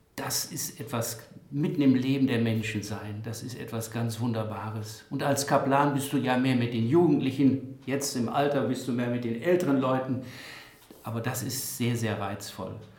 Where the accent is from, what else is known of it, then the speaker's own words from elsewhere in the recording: Bockhorn, Lower Saxony, Germany; Ich selber bin ja in Bockhorn geboren